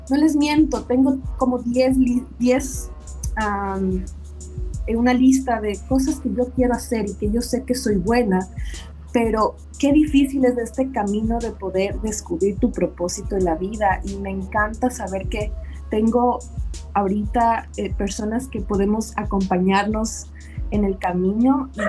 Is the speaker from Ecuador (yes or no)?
yes; Ecuador; moved away as an adult; now in Washington, United States; yo soy ecuatoriana, eh, me casé con un americano y por eso estoy viviendo aquí en Washington. Pero en Ecuador yo tenía mi carrera profesional muy eh, establecida